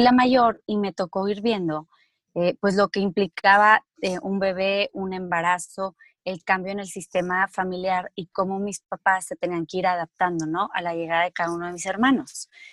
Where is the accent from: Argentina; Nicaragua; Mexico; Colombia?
Mexico; moved away as an adult; also born or lived in Spain; los dos somos mexicanos